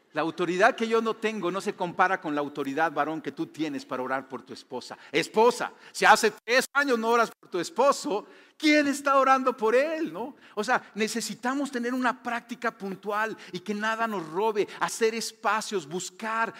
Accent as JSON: {"language": "Spanish", "country": "Mexico", "said": "tú y yo somos mexicanos"}